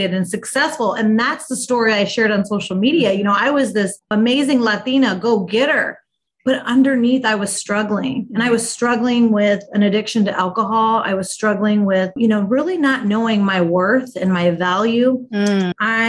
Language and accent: English; Midwest, United States; also born or lived in Omaha, Nebraska; I'm based in Omaha, Nebraska, born and raised in the Midwest